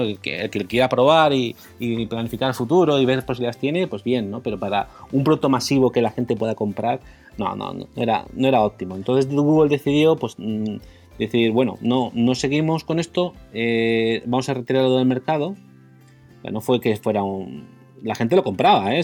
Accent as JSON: {"language": "Spanish", "town": "Murcia", "region": "Region of Murcia", "country": "Spain", "also_born_or_lived": "United Kingdom", "moved": "as an adult", "lives_now": "Hong Kong", "said": "decidí volverme a Murcia"}